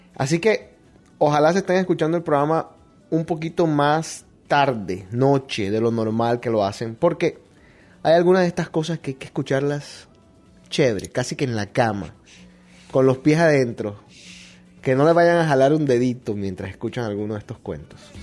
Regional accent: Barranquilla, Atlántico, Colombia; nosotros los barranquilleros

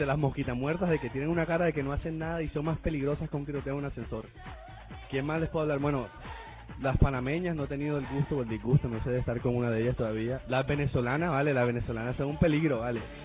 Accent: Colombia; now in United States; soy colombianas

